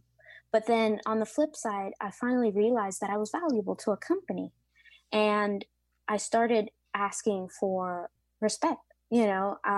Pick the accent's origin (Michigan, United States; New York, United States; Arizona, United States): New York, United States; Bronx; Obviously, I am from European descent, but for the most part, I have a lot more African influences in my bloodline, and obviously Latinx, and I'm actually from the Bronx, so I'm American.